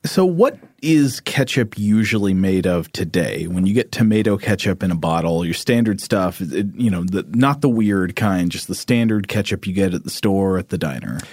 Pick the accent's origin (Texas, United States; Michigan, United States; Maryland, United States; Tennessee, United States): Tennessee, United States; Chattanooga; born or raised there